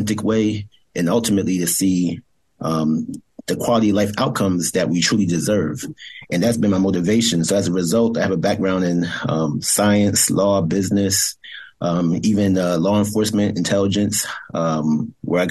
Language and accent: English; New Jersey, United States; moved away as an adult; also born or lived in Brooklyn, New York / Maryland / Washington, D.C.; I was born in Brooklyn, New York, as a firstborn generation Grenadian American, and spent most of my time growing up in Jersey